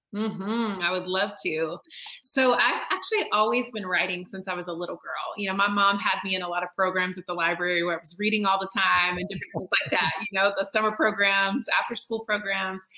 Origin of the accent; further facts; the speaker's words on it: North Carolina, United States; I'm born and raised in North Carolina, which is in the southeast of the United yeah. States